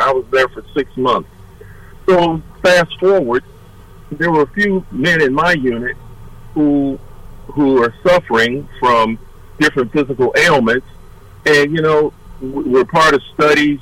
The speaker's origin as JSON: {"language": "English", "town": "Detroit", "region": "Michigan", "country": "United States", "also_born_or_lived": "Nashville, Tennessee", "said": "I'm from Detroit, Michigan"}